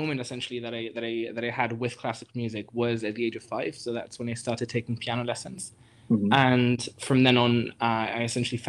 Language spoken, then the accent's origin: English; Germany; I grew up in Germany. So my parents are Greek originally, but I was born in Germany and grew up there.